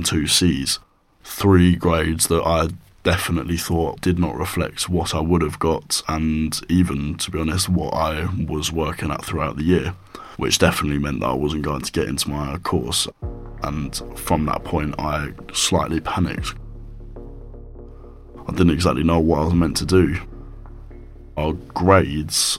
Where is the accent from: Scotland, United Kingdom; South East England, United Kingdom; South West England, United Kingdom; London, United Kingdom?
South East England, United Kingdom; Brighton; I'm 18 years old and I'm from Brighton.